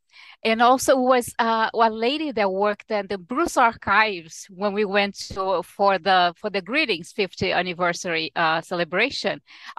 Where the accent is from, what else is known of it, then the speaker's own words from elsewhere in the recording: Rio de Janeiro, Brazil; English is a second language; now in United States; Yes, I was born in Rio, which is today's Rio's 458th anniversary.